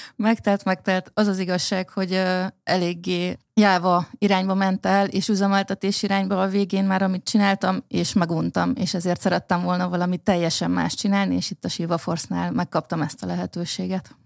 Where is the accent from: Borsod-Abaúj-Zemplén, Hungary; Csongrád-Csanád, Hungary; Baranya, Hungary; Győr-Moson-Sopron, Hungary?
Baranya, Hungary; én Baranya megyében nőttem fel